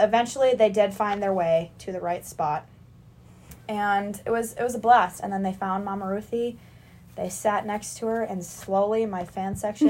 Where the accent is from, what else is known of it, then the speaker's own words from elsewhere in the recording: Mounds View, Minnesota, United States; I'm going to tell you guys it's Minneapolis, Minnesota, but it's actually, like, Moundsview, Minnesota, but none of you are going to know where that is.